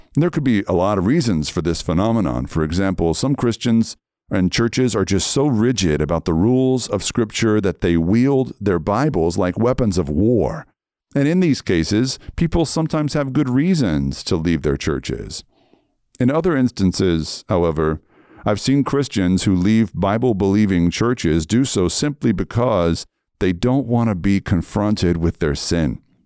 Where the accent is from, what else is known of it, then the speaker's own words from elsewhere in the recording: Red Lick, Texas, United States; moved away; also born or lived in Seattle; I was raised in Red Lick, Texas